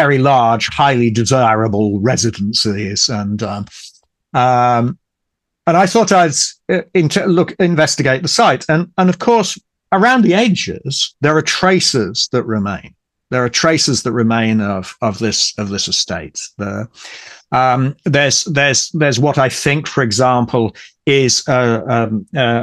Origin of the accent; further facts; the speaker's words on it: Ipswich, East of England, United Kingdom; Ipswich, which, as I say, is my hometown, and near to Ipswich I live right now.